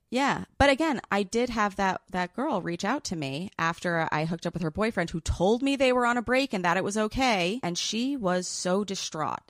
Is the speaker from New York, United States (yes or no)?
yes; New York City, New York, United States; I grew up in New York City